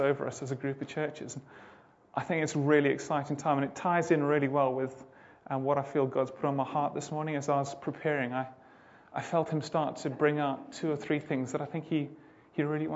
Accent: Zimbabwe; moved away as an adult; We're originally from Zimbabwe. My wife and I both grew up there.

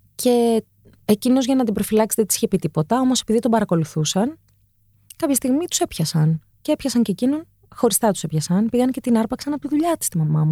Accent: Athens, Attica, Greece; also born or lived in Cholargos; Γεννήθηκα ε, σε ένα μευτήριο το Ήρα, στο Χολαργό. Ναι. Ε, μεγάλωσα στο Παγκράτη.

